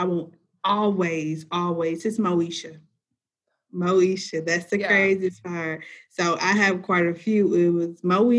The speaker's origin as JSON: {"language": "English", "town": "Memphis", "region": "Tennessee", "country": "United States", "tie": "born or raised there", "said": "I am from Memphis."}